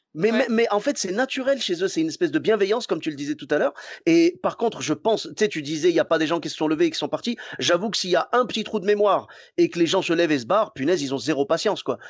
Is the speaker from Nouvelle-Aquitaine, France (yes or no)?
no; Clermont-Ferrand, Auvergne-Rhône-Alpes, France; moved away; also born or lived in Bordeaux; je suis de Clermont-Ferrand à la base, et j'ai eu la chance euh, de commencer à Bordeaux